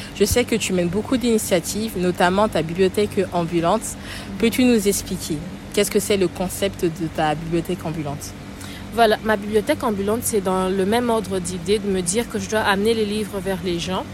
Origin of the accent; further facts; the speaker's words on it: Kinshasa, DR Congo; J'habitais Matongué à l'époque. Matongué, Kinshasa, pas Matongué, Bruxelles